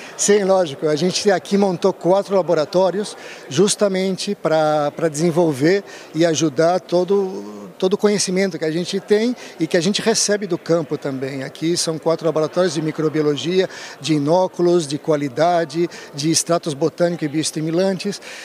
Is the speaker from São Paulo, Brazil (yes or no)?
yes; Rio Claro, São Paulo, Brazil; moved away as an adult; also born or lived in Rio de Janeiro; now in Europe; Eu sou espanhol de Rio Claro, Rio Claro, São Paulo.